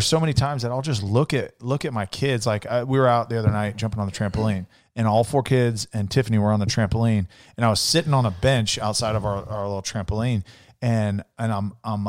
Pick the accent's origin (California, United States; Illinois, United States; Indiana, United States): California, United States; Vacaville; moved away; also born or lived in Clovis; I'm from California